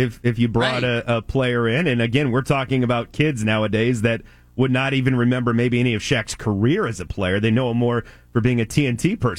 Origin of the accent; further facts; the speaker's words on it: Orlando, Florida, United States; I'm from Orlando